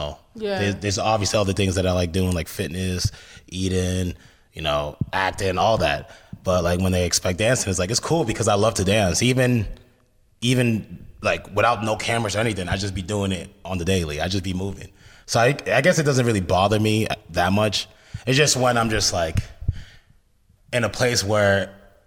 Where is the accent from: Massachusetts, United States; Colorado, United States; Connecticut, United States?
Massachusetts, United States; Lawrence; I grew up in Boston. So I grew up in this city called Lawrence.